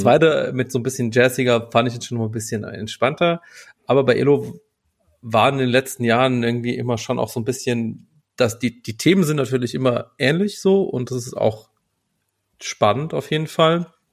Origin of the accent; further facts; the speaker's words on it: Berlin, Germany; als Berliner